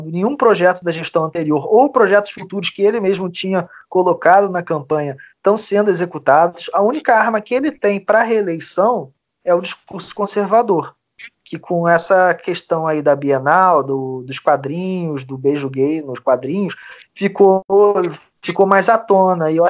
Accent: Niterói, Rio de Janeiro, Brazil; É, eu sou de Niterói, mas é. a minha vida é toda com, completamente dependente do Rio de Janeiro.

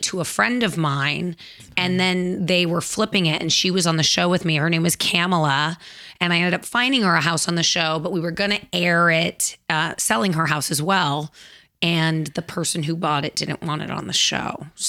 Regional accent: Los Angeles, California, United States; I grew up in the Valley

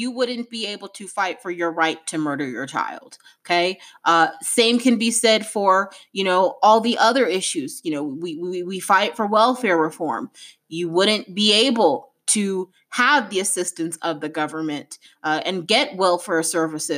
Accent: United States; an African-American woman

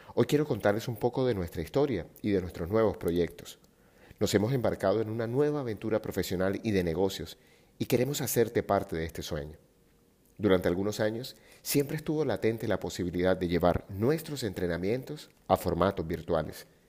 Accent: Barranquilla, Atlántico, Colombia; moved away; also born or lived in Medellín; mi ciudad natal Barranquilla

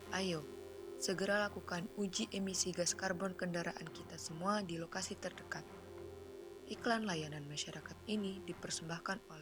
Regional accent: Jakarta, Indonesia; Dan asal dari aku nih dari Jakarta nih Ai.

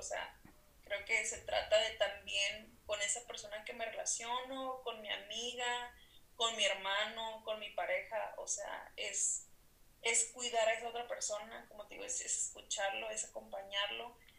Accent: Mexicali, Baja California, Mexico; Soy norteña también, Mexicali, Baja California, soy psicóloga

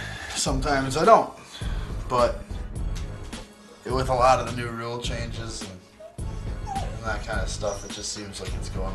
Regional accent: Canada; We're all Canadian and shit up here.

